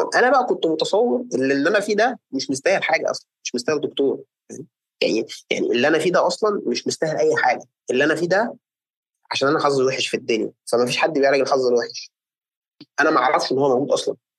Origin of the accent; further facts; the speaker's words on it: Egypt; عندنا في مصر